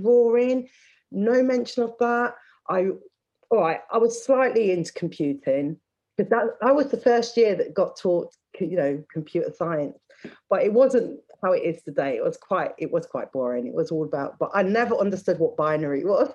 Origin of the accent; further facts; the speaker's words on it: Leicester, East Midlands, United Kingdom; I grew up in Leicester